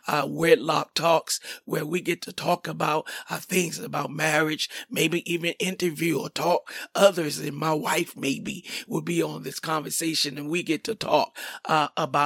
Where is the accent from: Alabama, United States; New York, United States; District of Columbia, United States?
District of Columbia, United States; Washington; now in Forestville, United States; I am from Washington, D.C.